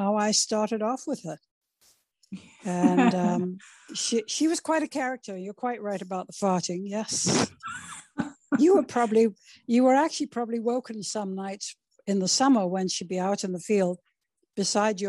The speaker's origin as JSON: {"language": "English", "country": "United Kingdom", "tie": "born or raised there", "moved": "yes", "said": "I was brought up in the United Kingdom"}